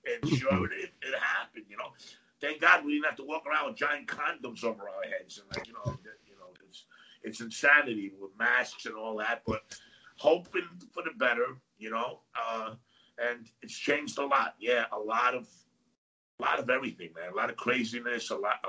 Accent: New York City, New York, United States; English is a second language; also born or lived in Athens, Greece; So, I am from New York. Okay. I'm originally born in Athens, Greece.

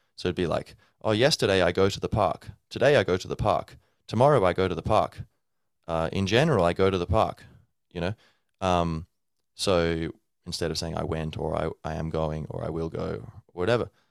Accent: Australia; now in Dublin, Ireland; I was born and grew up in Australia, so I'd say I'm, I'm both Australian and Irish

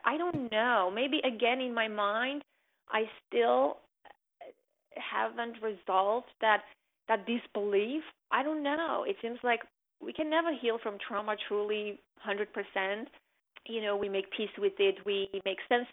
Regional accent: Armenia; now in United States; the people who made my country, who I identified my home country with, are gone

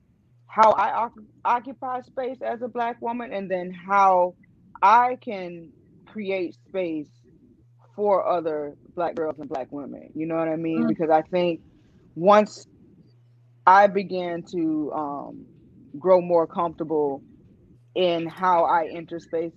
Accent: Miami, Florida, United States; Born and raised in the county of Dade

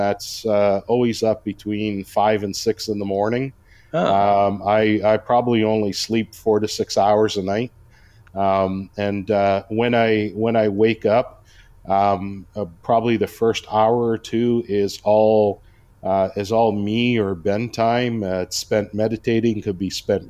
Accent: Toronto, Ontario, Canada; moved away as an adult; also born or lived in Mississauga / New Brunswick; now in Cambridge, Canada; I was actually born and raised in Toronto

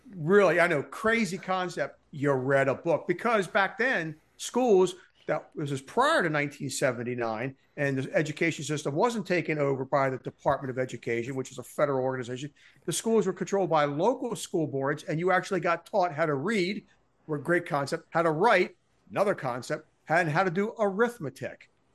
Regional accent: Baltimore, Maryland, United States; I grew up in Baltimore, Maryland.

